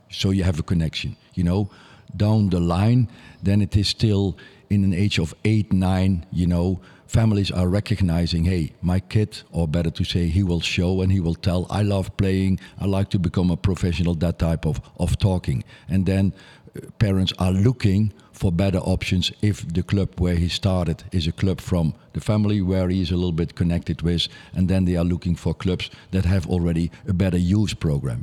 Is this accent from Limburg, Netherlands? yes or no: no; Nijmegen, Gelderland, Netherlands; also born or lived in Groesbeek; I come from Nijmegen